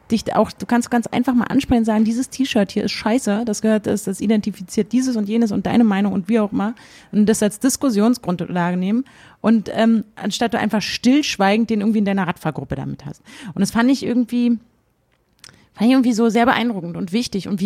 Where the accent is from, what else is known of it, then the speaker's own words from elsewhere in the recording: Brandenburg, Germany; Warum ähm, regt sich alle darüber auf, dass wir hier als Brandenburger so dargestellt werden, als ob wir nur Nazis hier hätten